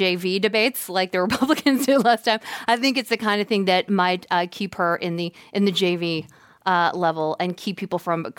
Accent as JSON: {"language": "English", "region": "the South", "country": "United States", "tie": "born or raised there", "said": "Now, I grew up in the South, as we are aware"}